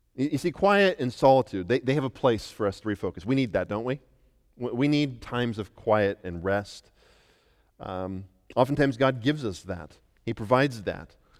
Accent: Western Colorado, United States; moved away; growing up in Western Colorado

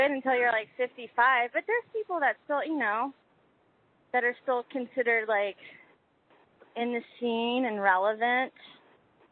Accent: Houston, Texas, United States; moved away as an adult; now in New York, United States; I grew up in Texas, in a suburb outside of Houston

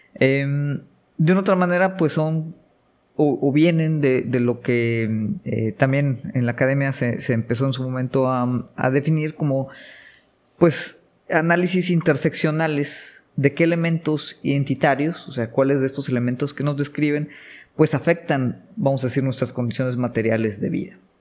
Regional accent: Mexico; como mexicano

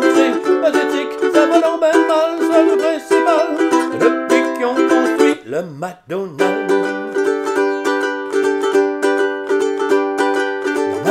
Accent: Quebec, Canada; We are Quebecer, because we are French people from Canada.

